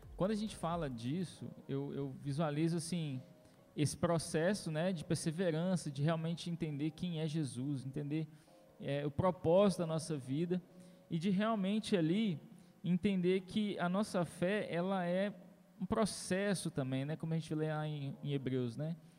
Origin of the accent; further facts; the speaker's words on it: Governador Valadares, Minas Gerais, Brazil; nós somos de Governador Valadares